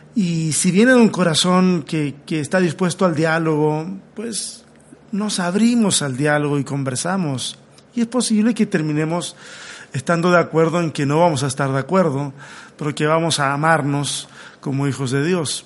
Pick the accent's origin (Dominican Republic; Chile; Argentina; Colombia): Chile; now in Mexico; Soy un chileno que está acá en México en un autoexilio